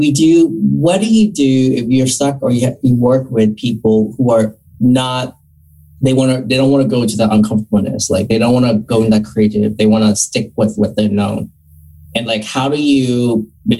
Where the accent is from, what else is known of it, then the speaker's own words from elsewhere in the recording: Northern Virginia, United States; moved away as an adult; also born or lived in Florida; growing up in Northern Virginia, we were surrounded with lots of diversity